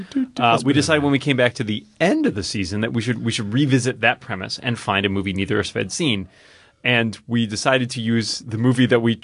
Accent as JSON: {"language": "English", "town": "Newton", "region": "Massachusetts", "country": "United States", "tie": "born or raised there", "said": "my hometown of Newton, Massachusetts"}